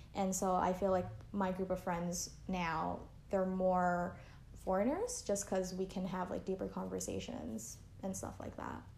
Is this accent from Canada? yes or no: yes; Canada; now in Taiwan; I grew up in Canada